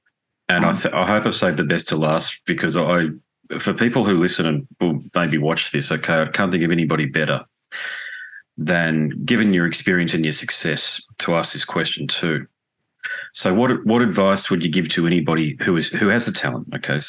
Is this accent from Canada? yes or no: no; Australia; accent: Australian; apologies for my Australian accent saying Tarja.